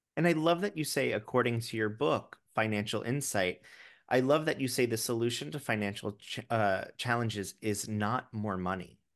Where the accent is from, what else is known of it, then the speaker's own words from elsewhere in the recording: Florida, United States; now in New York City, United States; I grew up in Florida